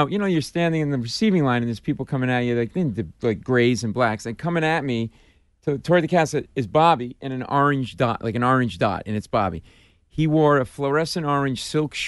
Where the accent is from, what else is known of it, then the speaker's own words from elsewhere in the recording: Providence, Rhode Island, United States; moved away as an adult; also born or lived in Washington, D.C.; now in New York, United States; I grew up in Providence, an Italian neighborhood, you know, Charles Street